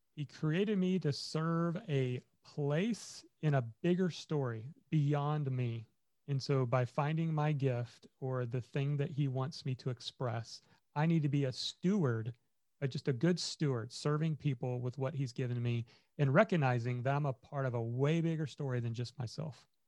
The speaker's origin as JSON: {"language": "English", "region": "Indiana", "country": "United States", "tie": "born or raised there", "said": "I grew up in Indiana"}